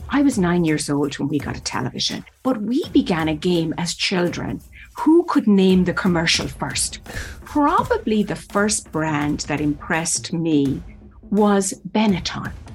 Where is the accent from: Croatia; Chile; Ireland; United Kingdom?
Ireland; moved away as an adult; also born or lived in New York City; now in United States; I was born and raised in Ireland.